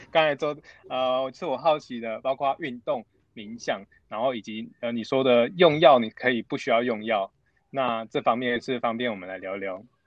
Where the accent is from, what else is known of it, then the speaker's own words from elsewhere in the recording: Taichung, Taiwan; moved away as an adult; now in Taipei, Taiwan; 我是台中人